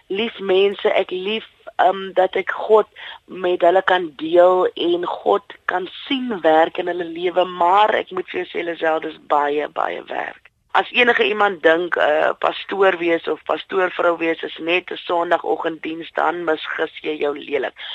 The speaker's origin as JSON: {"language": "Afrikaans", "town": "Bonnievale", "region": "Western Cape", "country": "South Africa", "tie": "born or raised there", "also_born_or_lived": "Robertson / Worcester", "said": "Ek is in Robertson gebore in die Weskaap en Bonnieville groot geword saam met my ma, my ouma en my drie ooms."}